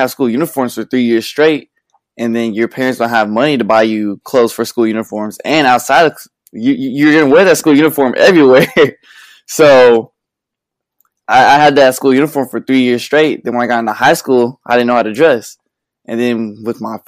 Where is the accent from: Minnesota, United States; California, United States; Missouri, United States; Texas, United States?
Texas, United States; Conroe; I was born in Conroe. I just grew up with my mom, my grandma. It was a good little childhood. We moved in third grade.